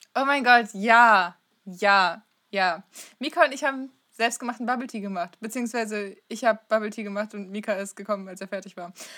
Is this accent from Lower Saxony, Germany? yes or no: yes; East Frisia, Lower Saxony, Germany; Ich komme aus Ostfriesland